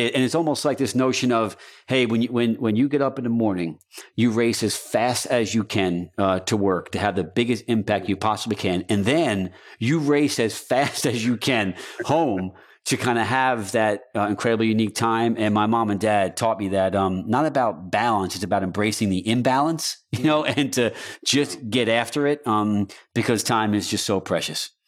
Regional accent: Newburgh, New York, United States; moved away; I grew up in New York, in a small town called Newburgh in Poughkeepsie, New York, in the Hudson Valley

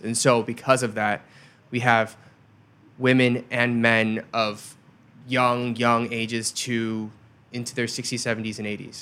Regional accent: United States; also born or lived in Korea; I don't belong in Korea because it's I'm too American. I don't belong in America because I'm too Korean

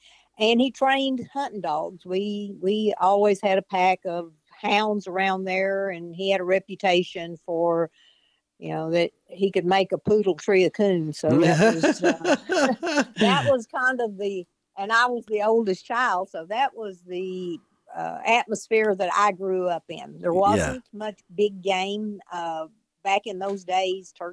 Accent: Northwest Tennessee, United States; I grew up here in Northwest Tennessee in the same county that I still live

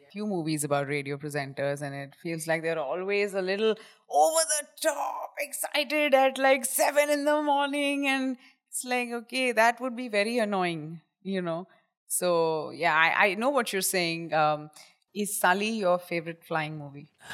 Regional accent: India; we come from India

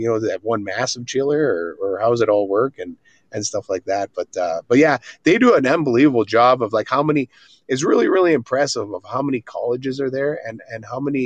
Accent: Saskatchewan, Canada; now in El Paso, United States; I'm from Saskatchewan and, you know, played, you know, junior hockey in Saskatchewan

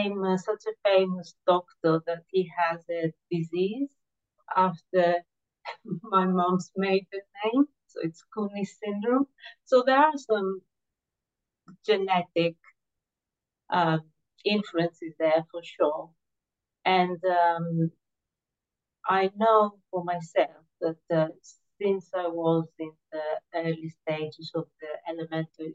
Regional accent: Greece; I was born in Greece

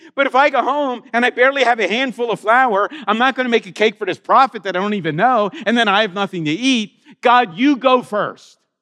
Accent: Philadelphia, Pennsylvania, United States; I grew up in Philadelphia

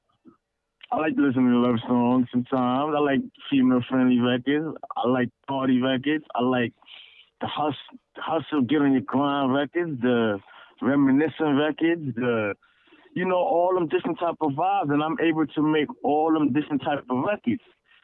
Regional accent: Brooklyn, New York, United States; I mean, I come from a West Indian household

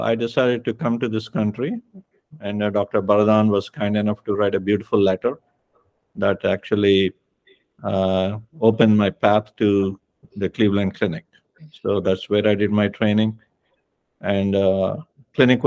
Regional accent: Godavari Basin, Andhra Pradesh, India; moved away as an adult; also born or lived in Chandigarh, India / Delhi, India; now in United States; I was born in India, South India, in the fertile districts of Godavari Basin on the East Coast.

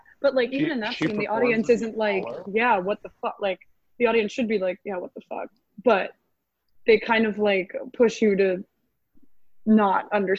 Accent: New York City, New York, United States; I grew up in New York City

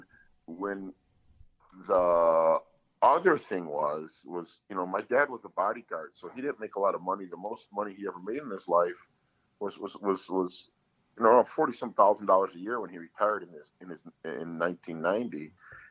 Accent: Chicago, Illinois, United States; I grew up on the south side of Chicago by Archer and Cicero, by Midway Airport

